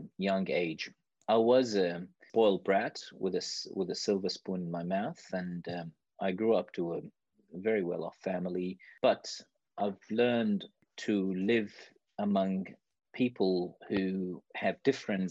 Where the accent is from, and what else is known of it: Iraq; born or raised there; moved away as an adult; now in Australia